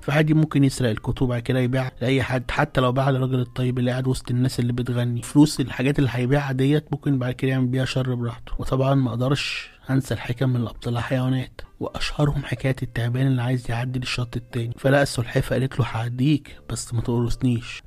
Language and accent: Arabic; Alexandria, Alexandria Governorate, Egypt; عندنا في اسكندرية